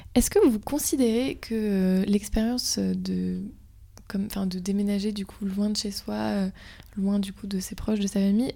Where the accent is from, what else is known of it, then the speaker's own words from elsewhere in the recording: Brittany, France; je viens de Bretagne